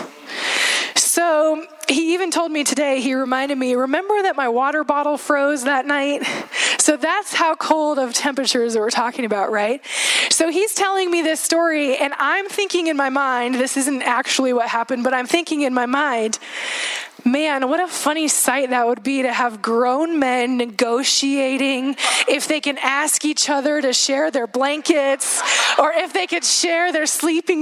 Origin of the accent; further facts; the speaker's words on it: Juneau, Alaska, United States; moved away; Seth and I both grew up in Alaska. We grew up in Juneau in Southeast area, and we spent 10 years of our life there